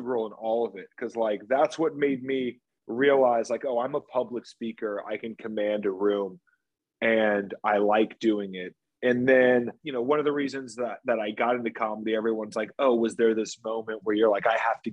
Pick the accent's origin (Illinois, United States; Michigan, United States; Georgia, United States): Georgia, United States; Marietta; moved away as an adult; also born or lived in Charleston, South Carolina / New York City; I'm originally from Atlanta, born and raised, my whole family from Marietta, Georgia, Cobb County